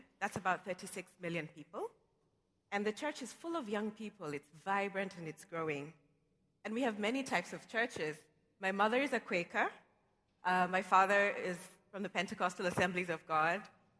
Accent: Nairobi, Kenya; moved away as an adult; now in New York City, United States; I was born in Nairobi, Kenya. And I moved to New York City 3 years ago because my job moved here, and I came with my mother and my daughter.

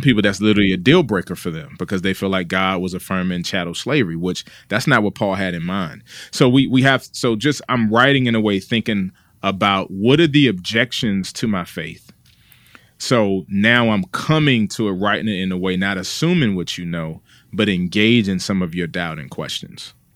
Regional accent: Washington, District of Columbia, United States; also born or lived in Junction City, Kansas; now in Raleigh, United States; I'm originally from, uh, Washington, D C, uh, born and raised there

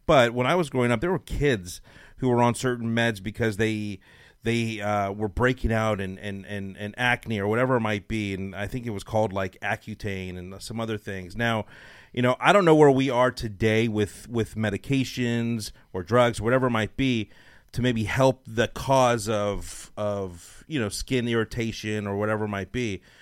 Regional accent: Los Angeles, California, United States; now in Dallas, United States; I'm from Los Angeles

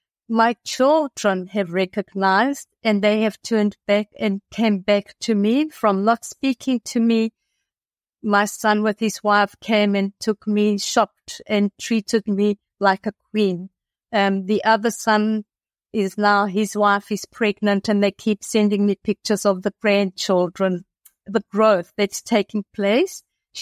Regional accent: South Africa; moved away; also born or lived in Athens, Greece; I'm originally from South Africa. And we had immigrated to Athens, and I lived there with my family for approximately 30 years.

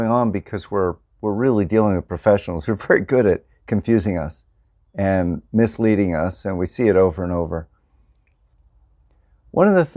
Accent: Pennsylvania, United States; moved away; also born or lived in Vermont; I grew up farming in Pennsylvania, but I became an organic farmer in Vermont.

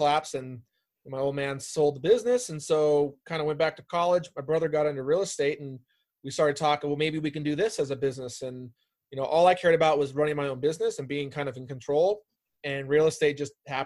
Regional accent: Bay Area, California, United States; moved away as an adult; also born or lived in Arizona; I'm originally from the Bay Area.

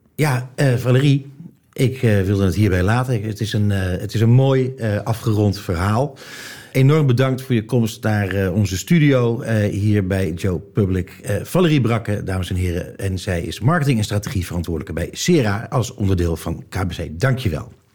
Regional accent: Netherlands; als Nederlander

